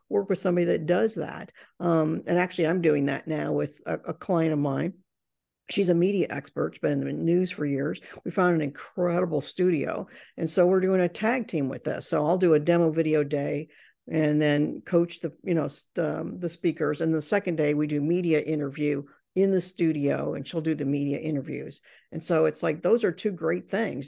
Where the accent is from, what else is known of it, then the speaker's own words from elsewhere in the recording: Indiana, United States; I grew up in Indiana